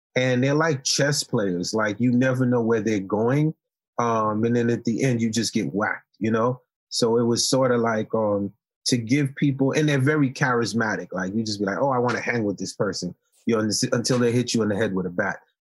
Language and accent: English; New York City, New York, United States; English is a second language; also born or lived in Haiti; I came from Haiti when I was ten years old, and I grew up in Marlboro Projects in Coney Island